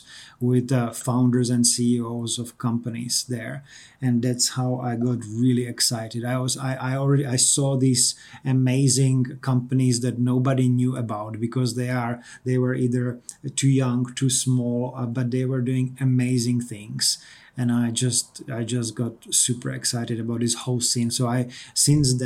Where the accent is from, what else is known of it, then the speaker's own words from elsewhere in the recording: Czechia; moved away as an adult; also born or lived in New Zealand; now in Canberra, Australia; I come originally from the Czech Republic